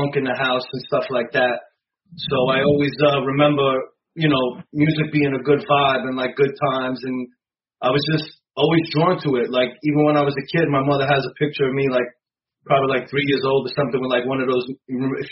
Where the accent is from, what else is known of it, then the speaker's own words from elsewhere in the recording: New York City, New York, United States; now in Staten Island, United States; born and raised in Brooklyn